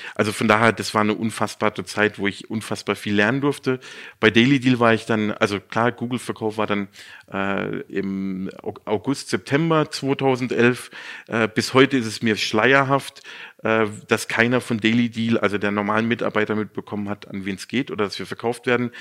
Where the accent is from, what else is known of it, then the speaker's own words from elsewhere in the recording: near Baden-Baden / Karlsruhe, Baden-Württemberg, Germany; moved away as an adult; now in Munich, Germany; Aufgrund der Liebe bin ich dann wieder zurück in meine Heimat. Ich komme aus der Nähe von, von Baden-Baden-Karlsruhe